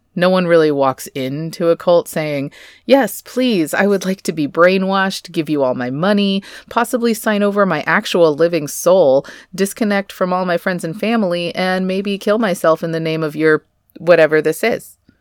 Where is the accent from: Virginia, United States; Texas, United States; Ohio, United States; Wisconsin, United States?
Texas, United States; I'm Texan, sort of raised in the Bible Belt here